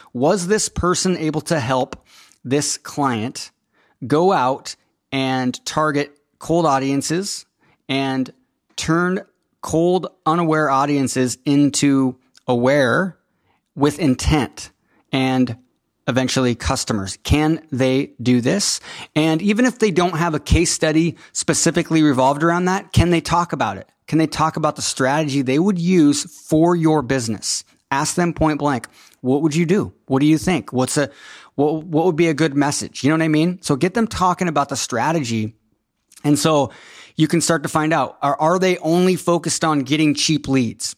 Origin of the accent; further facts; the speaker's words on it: Enumclaw, Washington, United States; Enum Claw High School, which is where I went to high school, small town